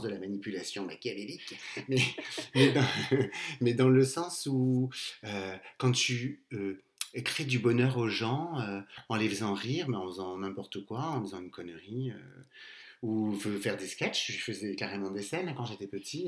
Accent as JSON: {"language": "French", "town": "Castres", "region": "Occitania", "country": "France", "said": "je viens du sud, de Castres, et bah, j'ai bientôt 43 ans"}